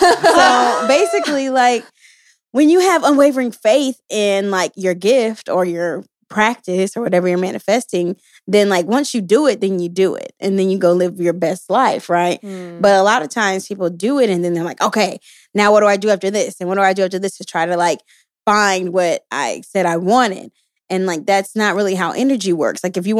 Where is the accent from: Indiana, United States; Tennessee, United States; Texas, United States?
Texas, United States; Houston; You know, I'm from Houston, Texas, and you know, we like our sugar, our honeys, our honey buns, all of that.